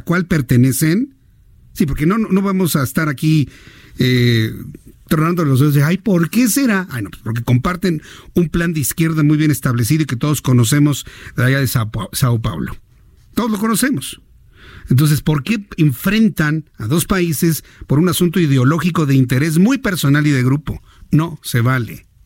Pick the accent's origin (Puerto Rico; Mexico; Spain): Mexico; como mexicanos